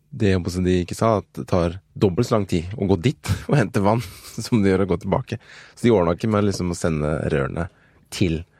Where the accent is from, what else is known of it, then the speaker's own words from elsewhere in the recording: Nigeria; Nei, det var Nigeria, faktisk. Ja. der jeg kommer fra.